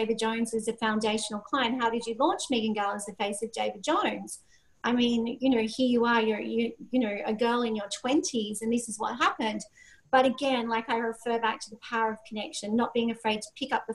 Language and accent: English; Sydney, New South Wales, Australia; I'm a girl from Sydney, Australia. I came from a normal upbringing